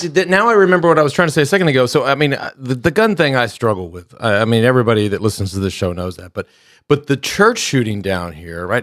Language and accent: English; Texas, United States; growing up in Texas